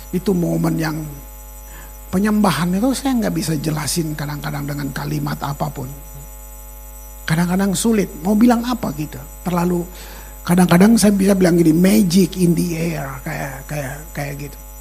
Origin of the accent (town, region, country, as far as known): Maluku, Indonesia